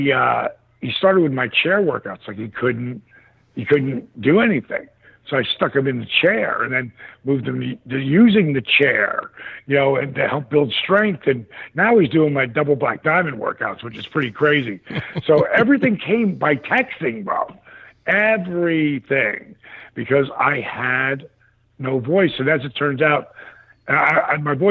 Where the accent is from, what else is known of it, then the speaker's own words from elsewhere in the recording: Atlanta, Georgia, United States; my hometown of Atlanta